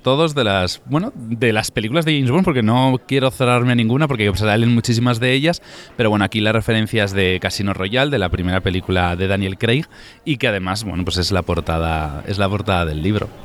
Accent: Tafalla, Navarre, Spain; yo soy de Tafalla, de Navarra

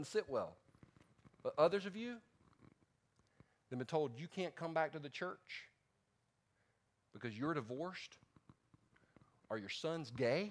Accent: the South, United States; I'm from the South

